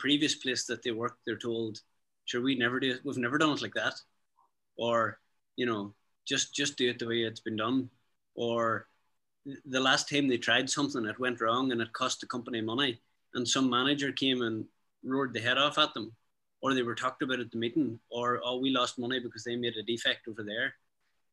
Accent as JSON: {"language": "English", "area": "County Derry", "region": "Northern Ireland", "country": "United Kingdom", "said": "We're country people from rural County Derry"}